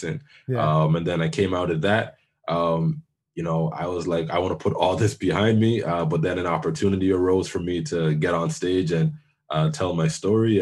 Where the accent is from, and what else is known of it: Toronto, Ontario, Canada; born or raised there; also born or lived in Jamaica (ancestry)